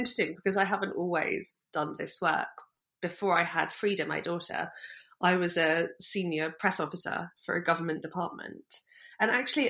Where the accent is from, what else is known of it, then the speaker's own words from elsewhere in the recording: Brighton, South East England, United Kingdom; We grew up in Brighton